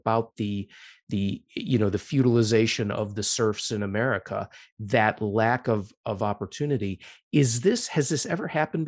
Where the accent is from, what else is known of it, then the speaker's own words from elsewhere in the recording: Chicago, Illinois, United States; When I was growing up in Chicago